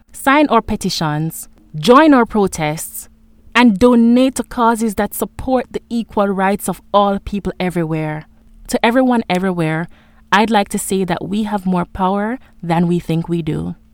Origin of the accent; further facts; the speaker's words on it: Jamaica; For a very long time, I saw myself as just a Jamaican.